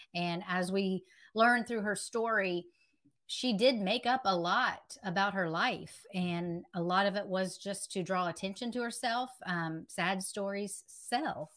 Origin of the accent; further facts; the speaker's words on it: West Virginia, United States; now in Myrtle Beach, United States; I'm originally from West Virginia.